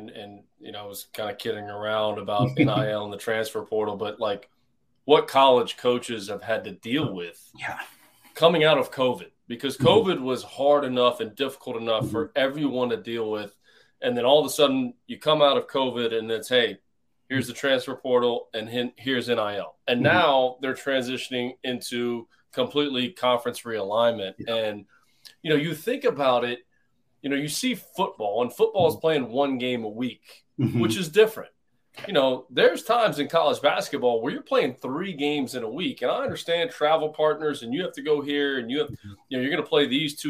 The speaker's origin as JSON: {"language": "English", "region": "the South", "country": "United States", "tie": "born or raised there", "said": "And growing up in the South, my father played at the University of Florida."}